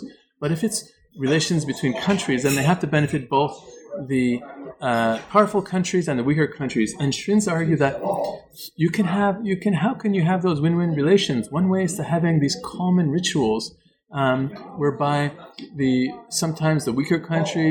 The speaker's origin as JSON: {"language": "English", "country": "Canada", "said": "I'm from Canada"}